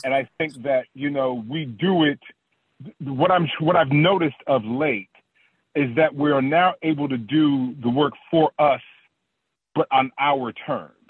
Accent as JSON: {"language": "English", "town": "Oakland", "region": "California", "country": "United States", "tie": "born or raised there", "said": "I'm from Oak, Oakland, Oakland, California"}